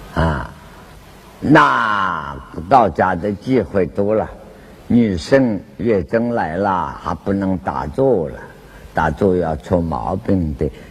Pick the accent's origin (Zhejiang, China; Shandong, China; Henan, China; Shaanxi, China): Zhejiang, China; Wenzhou; 广东话跟我们温州话“咔咔”。